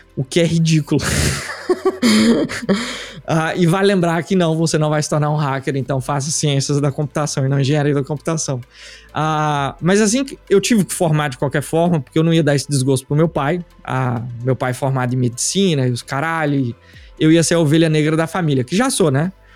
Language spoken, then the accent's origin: Portuguese; Uruaçu, Goiás, Brazil; moved away; also born or lived in Goiânia / England; eu nasci em Uruaçu, interior de Goiás, interior real